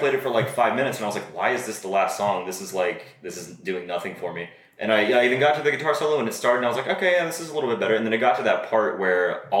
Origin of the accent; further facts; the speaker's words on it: Southwest Virginia, United States; I grew up in Southwest Virginia